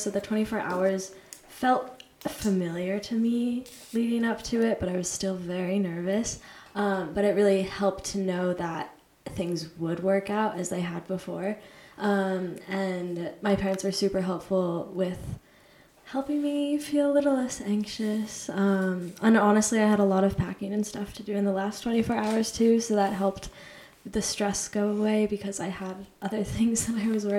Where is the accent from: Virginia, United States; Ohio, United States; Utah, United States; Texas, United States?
Utah, United States; moved away; also born or lived in Maine; I'm from Utah and I go to school at Bates College in Maine.